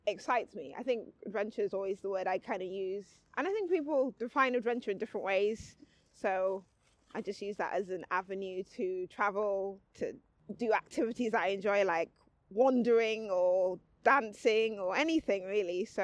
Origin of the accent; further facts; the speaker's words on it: London, United Kingdom; also born or lived in Dublin; I did grow up partially in London. I've had quite a, a moving around kind of life not massively compared to others, but I was born in London. Yes. Um, lived in Dublin.